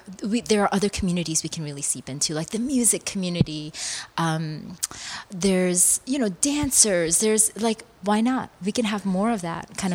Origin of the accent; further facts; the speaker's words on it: United States; first language Korean; English is a second language; I'm Korean American, and Korean culture, my parents were immigrants here. So I was raised very Korean. I never even spoke English in the home until I got to school.